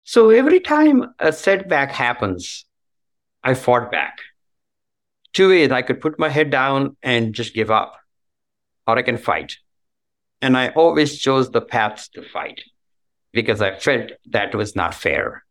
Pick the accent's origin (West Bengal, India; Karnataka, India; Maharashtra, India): Karnataka, India; Belagavi; moved away as an adult; now in United States; I was born in Belgavi, in a small town in Karnataka, southern part of India